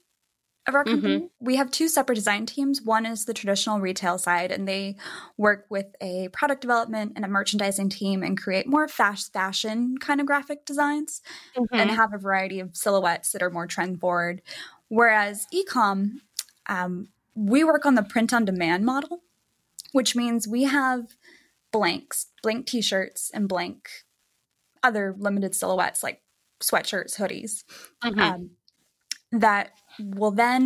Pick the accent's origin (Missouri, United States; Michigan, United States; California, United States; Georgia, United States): California, United States; Bakersfield; also born or lived in San Francisco Bay Area / Chico, California; I grew up in Bakersfield, California, which is in the Central Valley